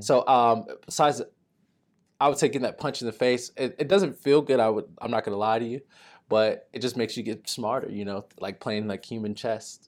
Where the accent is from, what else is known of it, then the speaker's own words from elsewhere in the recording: Texas, United States; moved away as an adult; I'm a kid from Texas